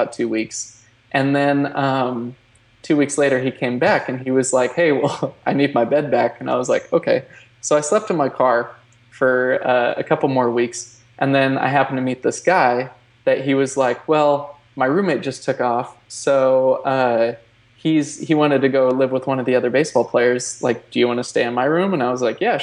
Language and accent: English; Oregon, United States; moved away as an adult; also born or lived in California; I grew up in Oregon. And which actually, small town, by the way, 1,285 people.